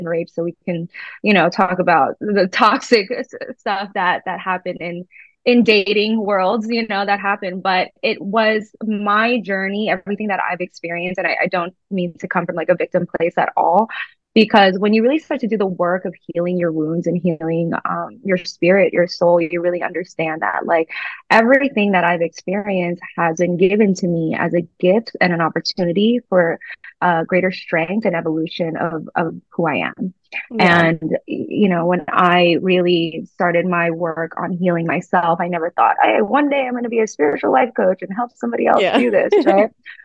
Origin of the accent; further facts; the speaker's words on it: New York, United States; I grew up in New York